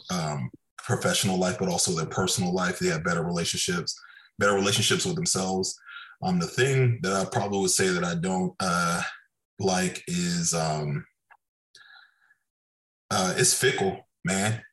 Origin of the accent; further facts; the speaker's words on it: Okinawa, Japan; moved away; I grew up in Okinawa, Japan.